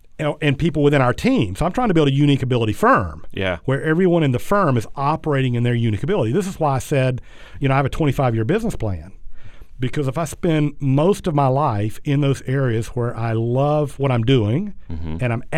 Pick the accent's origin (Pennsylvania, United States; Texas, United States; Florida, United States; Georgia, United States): Georgia, United States; South; growing up in South Georgia